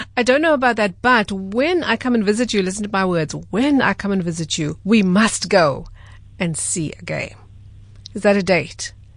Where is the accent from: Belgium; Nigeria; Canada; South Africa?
South Africa; I'm a South African